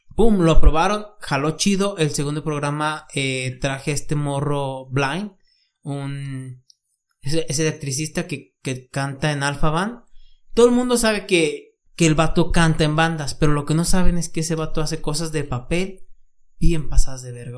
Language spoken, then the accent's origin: Spanish; San Juan, Mexico; soy en México, soy de San Juan